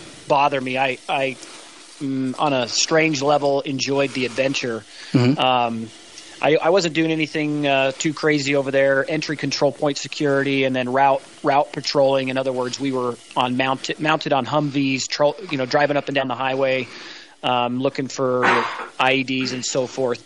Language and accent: English; St. George, Utah, United States; also born or lived in Sandy, Utah; now in Cody, United States; I was born in Sandy, Utah, raised in St. George, Utah